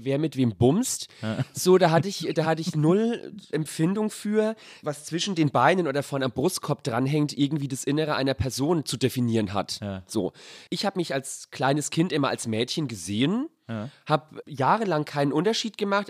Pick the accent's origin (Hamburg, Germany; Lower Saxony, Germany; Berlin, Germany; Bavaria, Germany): Bavaria, Germany; Sonnefeld